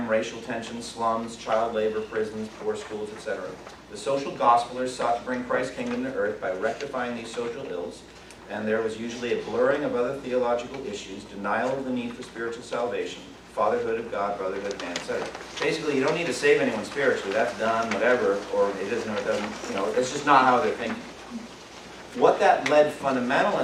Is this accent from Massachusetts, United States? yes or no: yes; Eastern Massachusetts, United States; I was raised Irish Catholic in Eastern Massachusetts